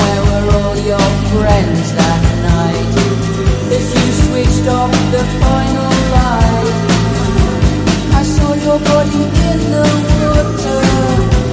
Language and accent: English; Hertford, East of England, United Kingdom; moved away; I've been up to Hertfordshire, my hometown of Hertford, over the weekend